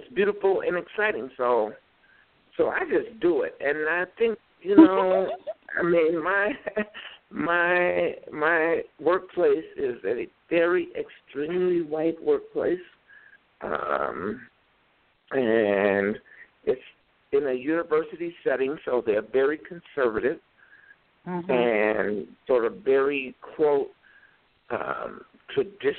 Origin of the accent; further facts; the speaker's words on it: Chicago, Illinois, United States; moved away as an adult; now in Minneapolis, United States; I grew up in Chicago